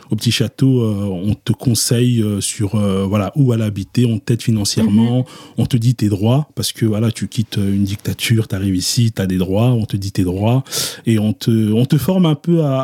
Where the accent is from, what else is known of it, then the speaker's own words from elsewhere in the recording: Brussels, Brussels-Capital Region, Belgium; also born or lived in Kinshasa, DR Congo / Antwerp; je débarque en Belgique en 1994. J'ai 6 ans.